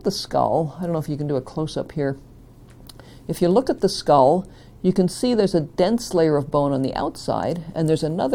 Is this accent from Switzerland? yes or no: no; Niagara Falls, Ontario, Canada; I grew up in Niagara Falls in Ontario